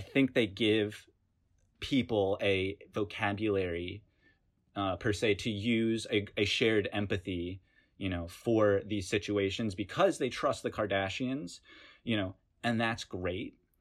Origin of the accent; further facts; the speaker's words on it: Hickory, North Carolina, United States; moved away as an adult; now in New York, United States; I'm from Hickory, North Carolina. I moved to New York, I guess, when I came to college, and I've lived in New York ever since.